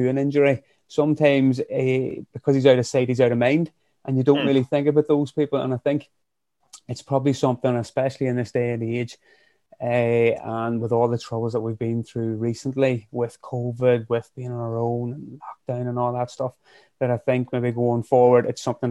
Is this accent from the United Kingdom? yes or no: yes; County Fermanagh, Northern Ireland, United Kingdom; also born or lived in County Armagh; now in Craigavon, United Kingdom; I'm originally from Fermanagh, living up in County Armagh, just outside of Craigavon.